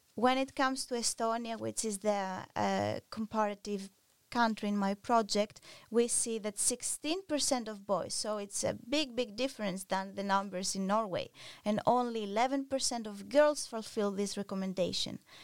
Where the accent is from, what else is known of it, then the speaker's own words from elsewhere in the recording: Greece; moved away; I'm originally from Greece